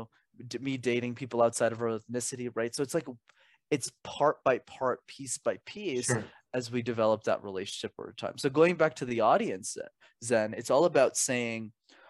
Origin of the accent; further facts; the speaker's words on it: Canada; I was born in Canada, which is where I'm based